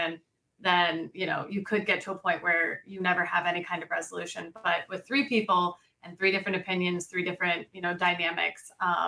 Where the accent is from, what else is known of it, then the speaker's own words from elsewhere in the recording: Colorado, United States; now in Florida, United States; we came from Colorado, and Colorado in general is a very open, accepting, loving